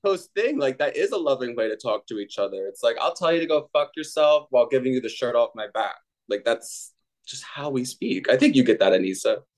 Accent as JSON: {"language": "English", "region": "New Jersey", "country": "United States", "said": "I'm from New Jersey"}